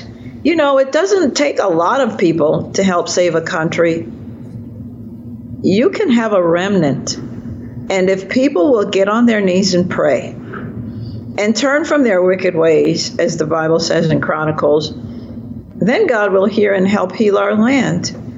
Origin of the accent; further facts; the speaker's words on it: Jamaica; now in United States; So I believe I'm sort of in exile here in America. Mm-hmm. You know, I'm a Jamaican in exile, and I'm now a product of America.